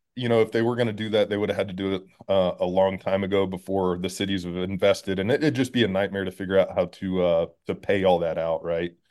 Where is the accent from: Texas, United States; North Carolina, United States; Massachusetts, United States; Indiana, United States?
Texas, United States; Schertz; moved away as an adult; also born or lived in Tennessee; I'm from Texas. I was born in Texas